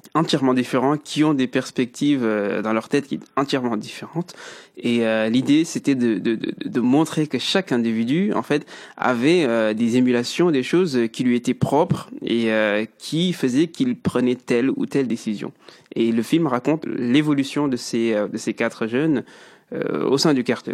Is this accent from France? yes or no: yes; Mulhouse, Grand Est, France; also born or lived in Mauritania / Metz / Paris; Je suis originaire de la Mauritanie et je suis arrivé en France euh, à l'âge de 11 ans. Donc j'ai atterri directement ici au Coteaux où j'ai fait toute ma scolarité